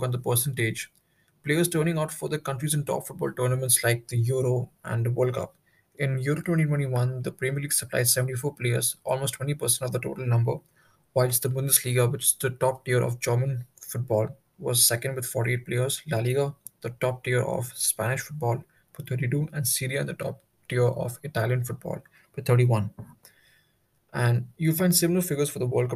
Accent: New Delhi, Delhi, India; I'm from New Delhi, in second year

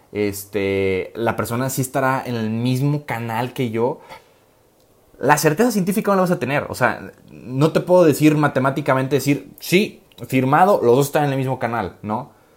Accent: Guadalajara, Jalisco, Mexico; moved away as an adult; now in Rome, Italy; soy de Guadalajara, vivo en Guadalajara, pero resido normalmente en, Roma, Italia

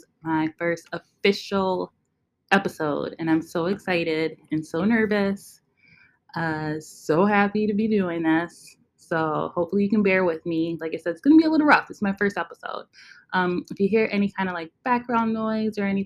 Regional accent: Western New York, United States; moved away as an adult; now in upstate New York, United States; I grew up in Western New York. Right now I live in upstate New York.

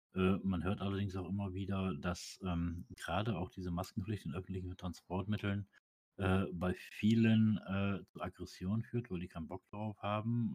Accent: Osnabrück, Lower Saxony, Germany; ich komme ja aus Osnabrück

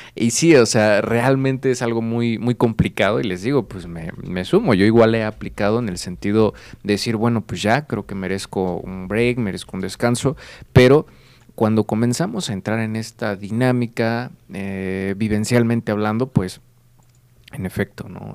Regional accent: Querétaro, Mexico; yo soy del estado de Querétaro

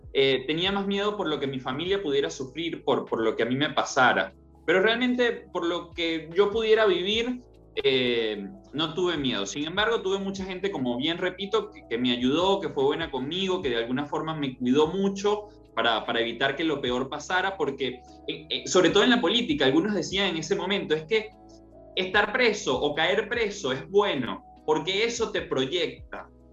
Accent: Coro, Falcón, Venezuela; moved away as an adult; now in Buenos Aires, Argentina; Soy de Coro, Estado Falcón

